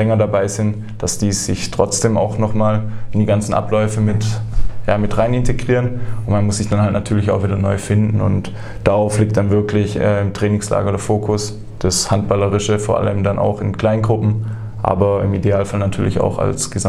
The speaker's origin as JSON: {"language": "German", "town": "Heilbronn", "region": "Baden-Württemberg", "country": "Germany", "tie": "born or raised there", "said": "Also ich komme äh, direkt aus Holkheim, bin, bin in Heilbronn geboren, das werden wahrscheinlich ein paar Leute"}